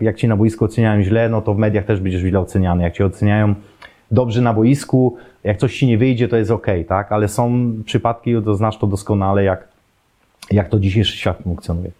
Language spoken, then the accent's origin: Polish; Poland; moved away as an adult; also born or lived in Germany; wychowałem się na siatkówce w szkole podstawowej, bo akurat był profil tej, tej mojej szkoły, trzynastki w Obrzychu